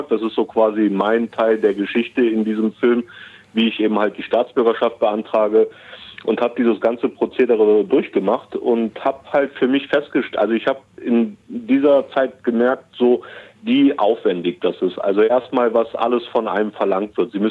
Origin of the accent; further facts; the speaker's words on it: Germany; geboren und aufgewachsen bin, mein Vater ist damals 1968 als Gastarbeiter nach Deutschland gekommen und ich wurde 1977 in Deutschland geboren.